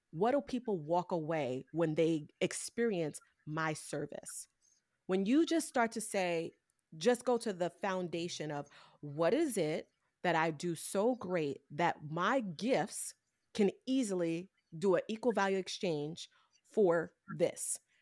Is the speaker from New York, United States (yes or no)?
yes; New York City, New York, United States; I came from Brooklyn, New York, I didn't have a lot of resources around me